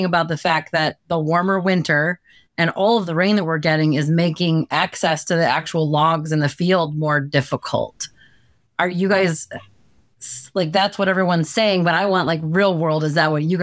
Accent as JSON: {"language": "English", "region": "Midwest", "country": "United States", "said": "I'm from the Midwest"}